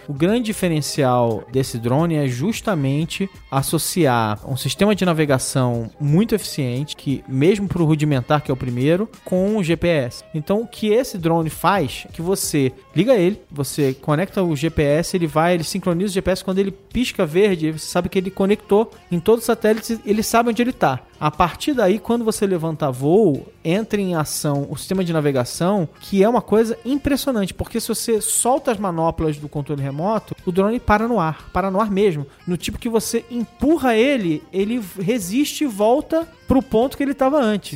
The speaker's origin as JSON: {"language": "Portuguese", "town": "Campos dos Goytacazes", "region": "Rio de Janeiro", "country": "Brazil", "tie": "born or raised there", "said": "de Campo dos Goitacazes, Rio de Janeiro, minha terra."}